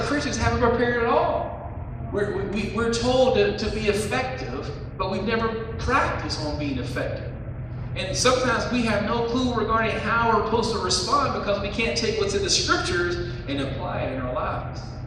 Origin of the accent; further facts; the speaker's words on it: West Virginia, United States; accent: West Virginia; my West Virginia accent